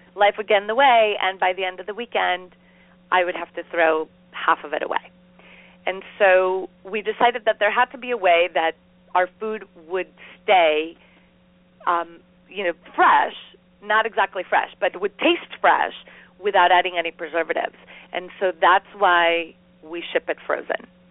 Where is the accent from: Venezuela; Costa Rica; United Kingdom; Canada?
Costa Rica; moved away as an adult; now in United States; We grew up in Costa Rica